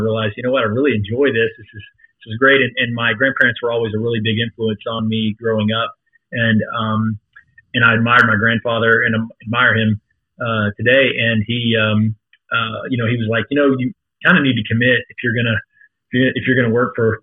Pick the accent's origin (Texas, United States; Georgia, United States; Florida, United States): Georgia, United States; Thomasville; moved away as an adult; also born or lived in Macon, Georgia; now in Northwest Arkansas, United States; I'm originally from Southwest Georgia, a small town called Thomasville